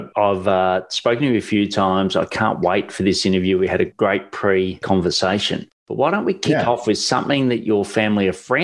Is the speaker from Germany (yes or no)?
no; Australia